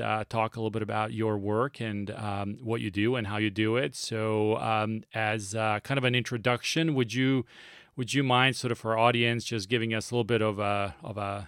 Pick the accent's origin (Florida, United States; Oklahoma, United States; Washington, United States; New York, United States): Washington, United States; Seattle; my hometown team, the Seattle Storm